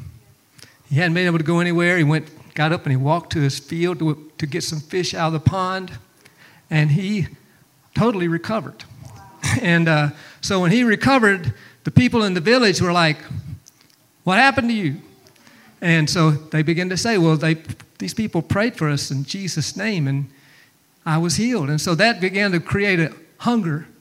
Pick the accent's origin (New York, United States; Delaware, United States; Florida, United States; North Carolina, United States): Florida, United States; Pensacola; moved away; I'm actually more from Pensacola area over there. Grew up in that area more